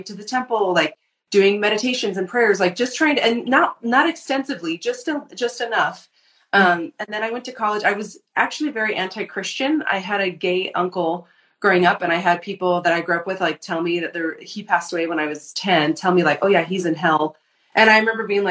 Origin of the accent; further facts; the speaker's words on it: Sedona, Arizona, United States; I grew up in Sedona, Arizona, and I did not grow up in the church